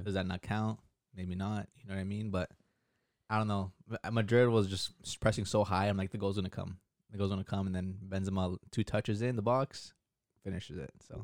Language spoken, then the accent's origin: English; Canada; back home in Canada